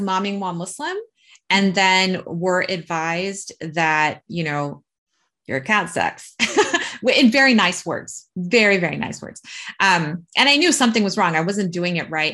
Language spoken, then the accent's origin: English; United States; we're American